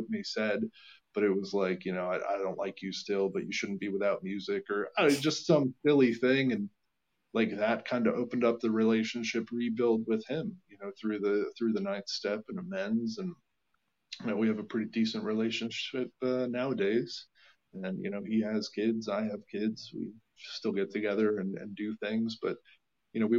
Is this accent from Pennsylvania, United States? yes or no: yes; Allentown, Pennsylvania, United States; moved away as an adult; now in Lancaster, United States; I was from Allentown, Pennsylvania, moved to Lancaster.